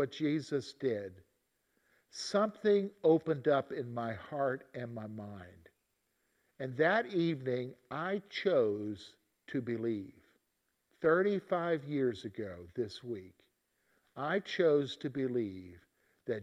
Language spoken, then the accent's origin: English; the South, United States; growing up in the South